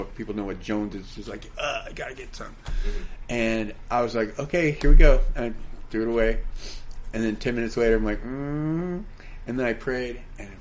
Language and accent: English; San Francisco, California, United States; I grew up in the Haight-Ashbury